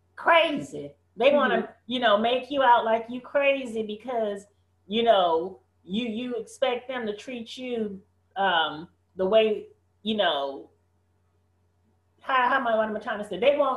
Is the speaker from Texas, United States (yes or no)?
no; San Francisco, California, United States; up in San Francisco, right?